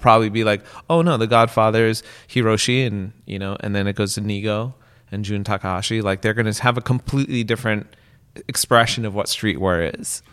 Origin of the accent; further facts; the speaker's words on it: West Coast, United States; I grew up on the West Coast